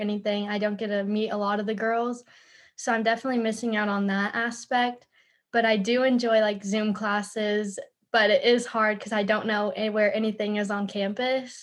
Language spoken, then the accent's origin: English; Austin, Texas, United States; moved away as an adult; now in Arkansas, United States; I'm also from Austin, Texas